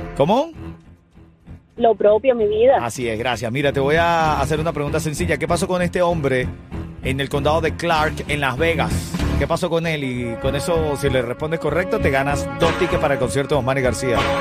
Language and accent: Spanish; Venezuela; los venezolanos